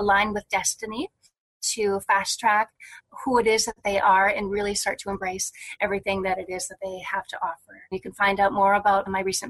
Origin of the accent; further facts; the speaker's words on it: Wisconsin, United States; I was born in Wisconsin